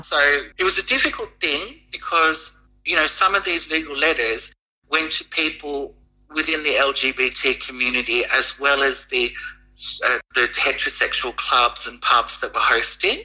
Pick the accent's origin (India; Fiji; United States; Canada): Fiji; I'm from Fiji